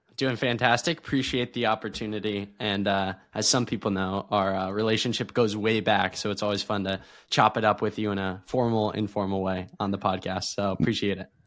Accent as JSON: {"language": "English", "town": "Erie", "region": "Pennsylvania", "country": "United States", "tie": "born or raised there", "said": "I was born in Erie, Pennsylvania."}